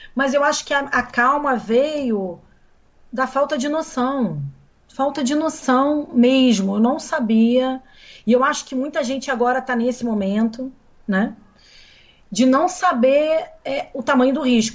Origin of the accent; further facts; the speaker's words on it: Brazil; moved away; also born or lived in Milan, Italy; eu só poderia voltar para o Brasil porque eu estava voltando para o meu país